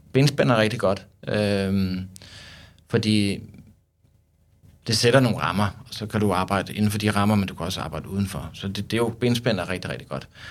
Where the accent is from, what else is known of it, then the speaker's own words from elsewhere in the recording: Søborg, Capital Region of Denmark, Denmark; jeg kommer fra Søborg